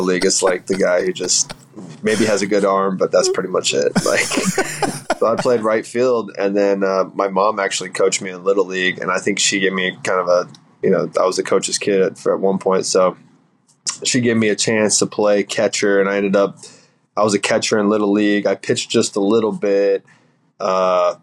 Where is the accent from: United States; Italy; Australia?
United States; Central Florida; we're both from Central Florida